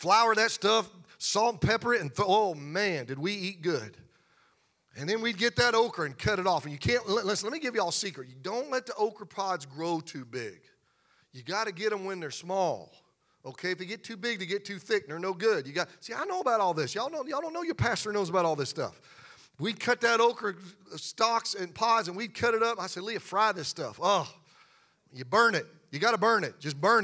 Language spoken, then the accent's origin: English; Pennsylvania, United States; I grew up in Pennsylvania around farmers, and my mom and dad had a garden